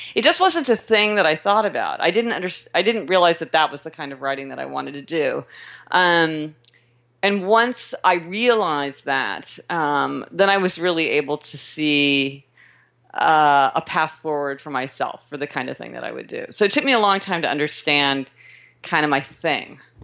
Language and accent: English; Kansas City, Missouri, United States; I was born in Kansas City, Missouri